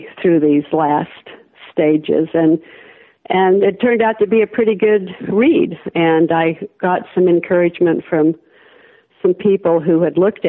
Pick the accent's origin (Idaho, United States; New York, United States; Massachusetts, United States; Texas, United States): Idaho, United States; moved away; born and raised in Idaho